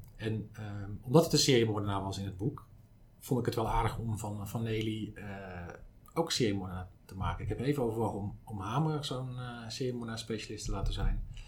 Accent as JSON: {"language": "Dutch", "town": "Zaandam", "region": "North Holland", "country": "Netherlands", "said": "ik kom uit Zandam"}